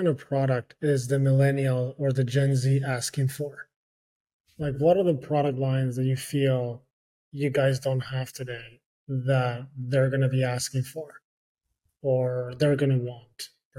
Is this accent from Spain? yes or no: yes; Spain; moved away; I'm from Spain